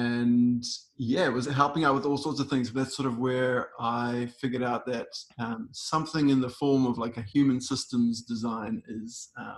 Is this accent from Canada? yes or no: no; South Africa; now in New Zealand; so I'm originally from South Africa as well. And yeah, then came back to New Zealand